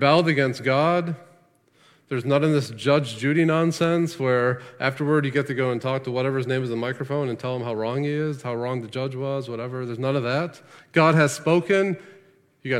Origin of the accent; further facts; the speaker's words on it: United States; as Americans